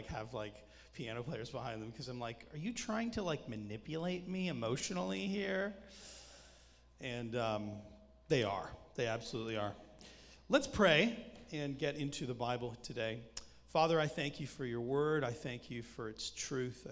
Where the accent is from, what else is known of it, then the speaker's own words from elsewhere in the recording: Canada; accent: Canadian; I'm Canadian